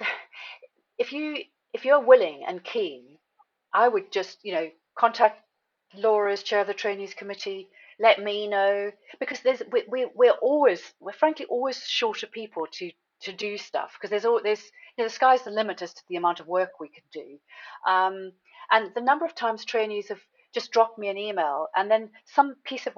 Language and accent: English; South Africa; moved away; I'm originally from South Africa